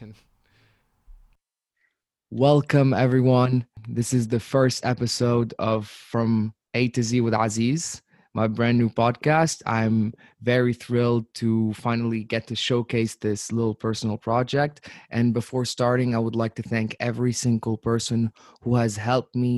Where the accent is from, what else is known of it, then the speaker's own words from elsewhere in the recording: Abu Dhabi, United Arab Emirates; moved away as an adult; also born or lived in Tunisia / England; I'm from Tunisia. I've lived in the UAE, in Abu Dhabi, from 2008 till 2016, and further, and after 2016, of course, as I would call it my home even to this day. But I was raised in Abu Dhabi for most of my life